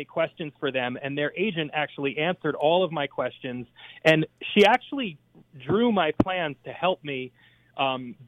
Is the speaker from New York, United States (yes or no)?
no; Red Bank, New Jersey, United States; we were born and raised in Red Bank.